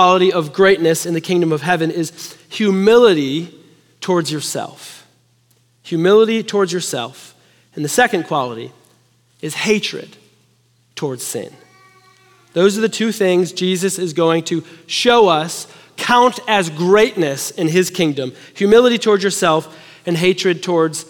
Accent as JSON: {"language": "English", "town": "Chicago", "region": "Illinois", "country": "United States", "moved": "yes", "lives_now": "Texas, United States", "said": "I'm from Chicago. We love hockey"}